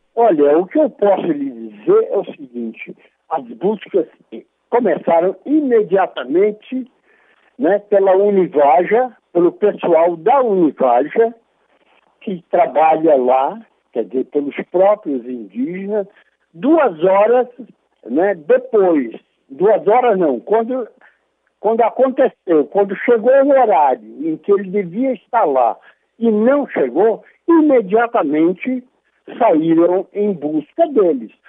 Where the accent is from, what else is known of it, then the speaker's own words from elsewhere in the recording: Brazil; como brasileiro